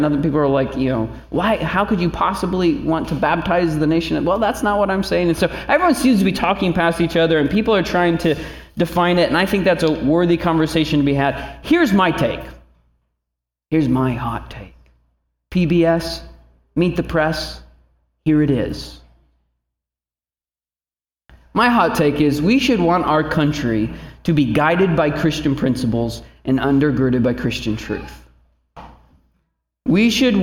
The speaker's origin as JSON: {"language": "English", "region": "Indiana", "country": "United States", "moved": "yes", "lives_now": "Northeast Ohio, United States", "said": "We're from Indiana, so we were going back to God's country"}